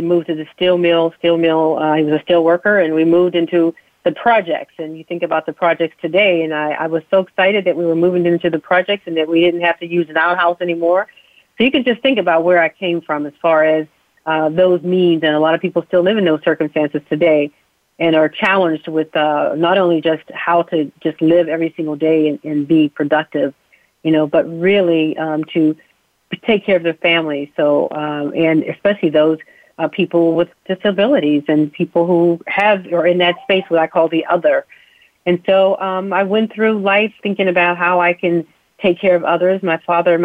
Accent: Uniontown, Pennsylvania, United States; I was born right outside of Uniontown, Pennsylvania, to two wonderful parents, living in poverty. My father was a coal miner

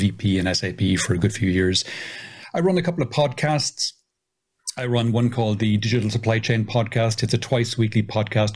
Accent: Ireland; also born or lived in south of Spain; now in Spain; I'm originally Irish

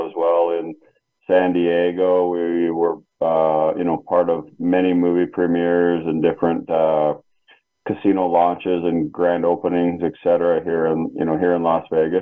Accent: Canada; now in United States; back in my home country in Canada

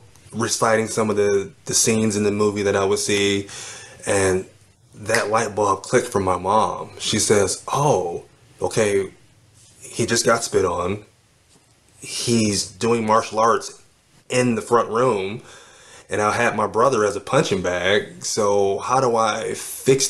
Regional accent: Cleveland, Ohio, United States; I was born in Cleveland, Ohio

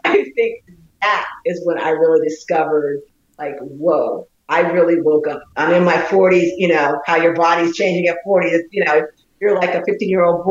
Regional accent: Delaware, United States; I grew up in Delaware

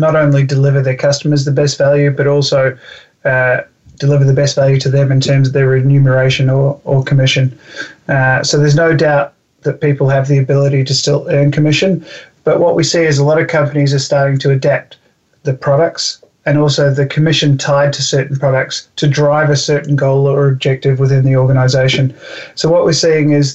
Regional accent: New Zealand; I'm from New Zealand

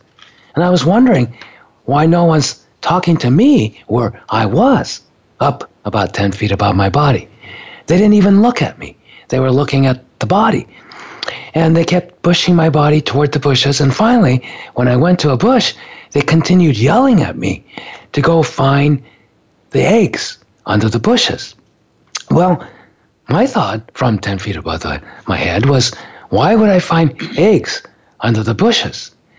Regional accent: Japan; You know, I grew up in Japan, but I was raised in an American school on a military base.

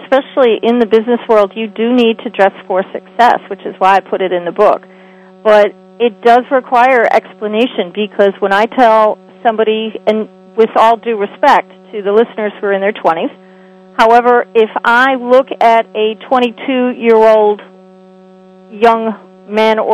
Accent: New York City, New York, United States; I was raised in New York City

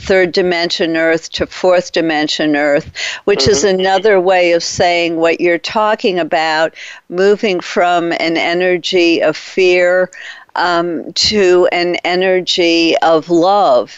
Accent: Detroit, Michigan, United States; I'm from Detroit, and my father was a big fan of the Detroit Tigers.

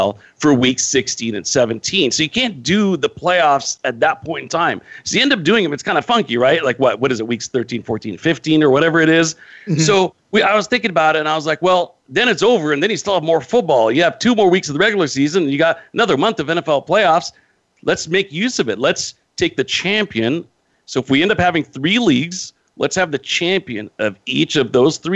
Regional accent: Modesto, California, United States; I live in the United States, born and raised here

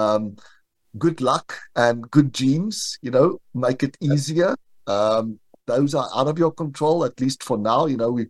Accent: South Africa; moved away as an adult; now in United States; I grew up in South Africa and moved to the United States in September 2020.

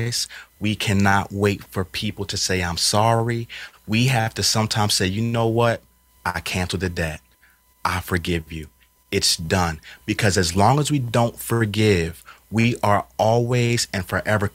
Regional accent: Philadelphia, Pennsylvania, United States; I was raised up in Philadelphia on North 15th.

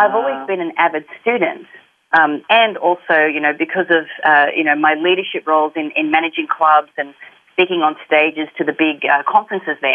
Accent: Australia; accent: Australian; moved away as an adult; also born or lived in Sydney, Australia; now in Los Angeles, United States; I grew up in a country town, and then when I was 18 and old enough, I got the hell out of there, moved to the big smoke, moved to Sydney

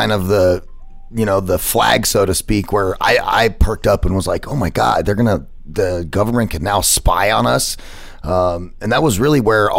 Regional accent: United States; as an American

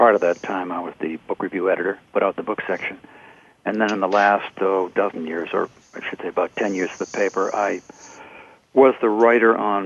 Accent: Boston, Massachusetts, United States; I was born in Boston

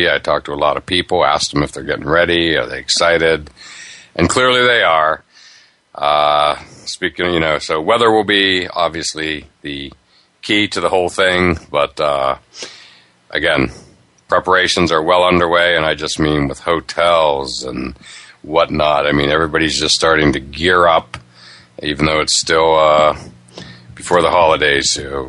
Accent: Pennsylvania, United States; now in New England, United States; I grew up in Pennsylvania

